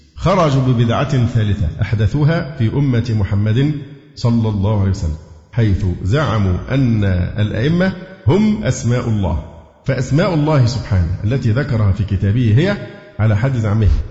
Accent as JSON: {"language": "Arabic", "town": "Cairo", "region": "Cairo Governorate", "country": "Egypt", "said": "إن أنا مصري و- وقاهري"}